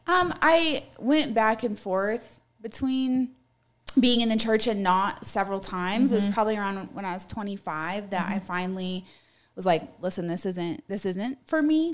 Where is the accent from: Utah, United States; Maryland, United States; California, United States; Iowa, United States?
Utah, United States; now in Colorado Springs, United States; I grew up in Utah.